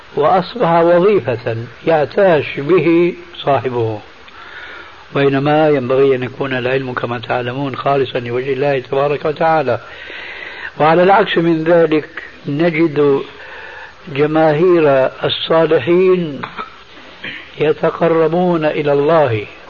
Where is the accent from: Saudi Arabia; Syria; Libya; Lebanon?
Syria; عندنا في سوريا